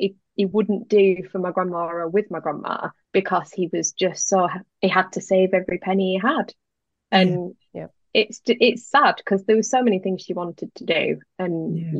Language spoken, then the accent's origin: English; Gairloch, Scotland, United Kingdom; I grew up in Gairloch on the West Coast